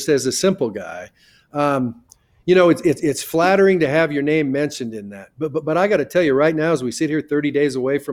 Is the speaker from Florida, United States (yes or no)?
no; Carson City, Nevada, United States; moved away; I'm a guy from Carson City, Nevada